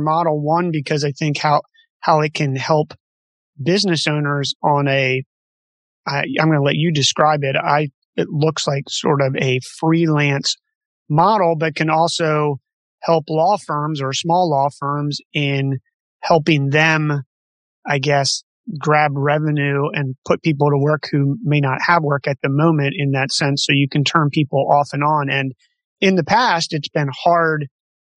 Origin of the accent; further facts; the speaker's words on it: East Coast, United States; now in Half Moon Bay, United States; I'm originally from the East Coast.